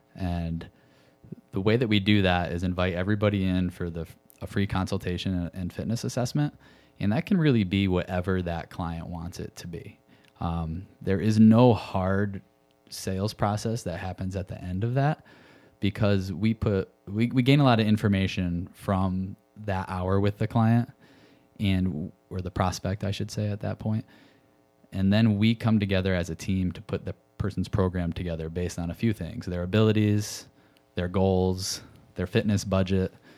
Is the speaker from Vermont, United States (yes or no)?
no; Connecticut, United States; moved away as an adult; also born or lived in Chicago; I grew up in Connecticut